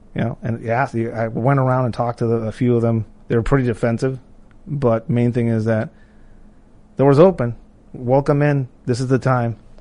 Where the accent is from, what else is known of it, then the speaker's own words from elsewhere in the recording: Tijuana, Baja California, Mexico; moved away as an adult; now in United States; I grew up in Tijuana, I was a, like a skater kid